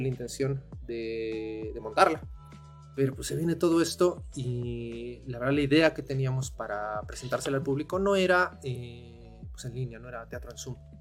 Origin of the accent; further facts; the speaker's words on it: Mexico City, Mexico; moved away as an adult; now in Cuautla, Mexico; nosotros somos de la Ciudad de México y hasta hace cuatro años eh, nos mudamos para acá después del temblor